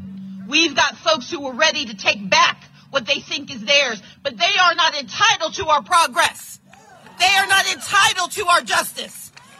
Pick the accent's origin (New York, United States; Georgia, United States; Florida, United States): Georgia, United States; I come from a state where I was not entitled to become the governor. But as an American citizen and a citizen of Georgia